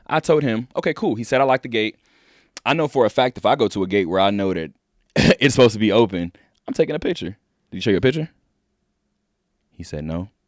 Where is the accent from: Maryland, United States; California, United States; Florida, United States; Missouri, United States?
California, United States; Inglewood; I'm from Inglewood, California